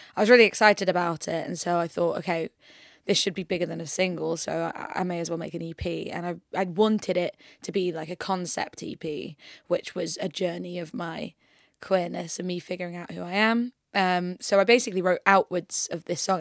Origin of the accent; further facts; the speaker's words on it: York, Yorkshire and the Humber, United Kingdom; moved away as an adult; now in London, United Kingdom; I'm originally from York